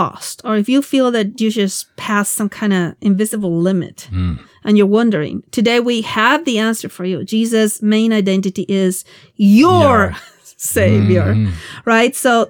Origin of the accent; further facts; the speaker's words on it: Argentina; moved away; I'm from Argentina